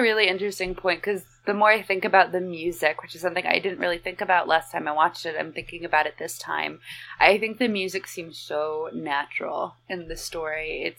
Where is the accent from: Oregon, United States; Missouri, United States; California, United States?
Oregon, United States; Central; I'm from Central Oregon